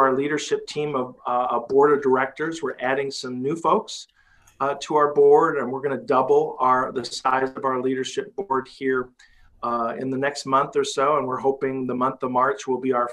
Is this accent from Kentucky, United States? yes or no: no; Cedar Rapids, Iowa, United States; this is my hometown. I grew up here. And, you know, I was the kid riding my bicycle down First Avenue